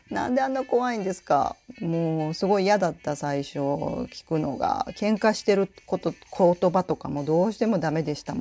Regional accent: Kansai, Japan; accent: Kansai dialect; now in Tokushima, Japan; ちょっとカジュアルな会話の時には関西弁が出たりするんですね。であの私実は関西から来てるんですって言うと

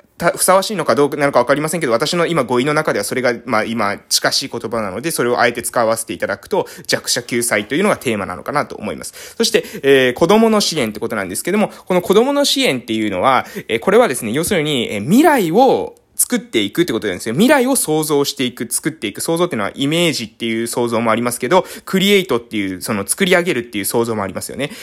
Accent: Japan; 私の地元ですね、えー、島の活性化

